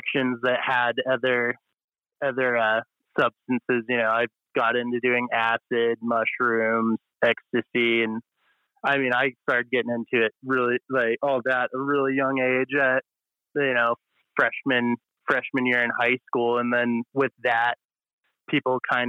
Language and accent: English; Montana, United States; I grew up in Montana